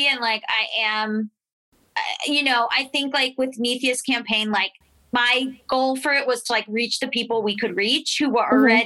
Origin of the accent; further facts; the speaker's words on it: Florida, United States; I'm from Florida. Like, I'm from the South